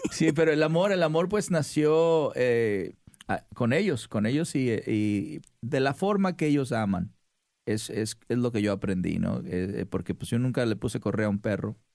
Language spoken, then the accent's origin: Spanish; Mazatlán, Sinaloa, Mexico; moved away as an adult; also born or lived in Culiacán, Sinaloa; now in Los Angeles, United States; de Mazatlán. Nací en Culiacán. Ajá. Sí, y me crié en un rancho que se llama Hispalino, Sinaloa.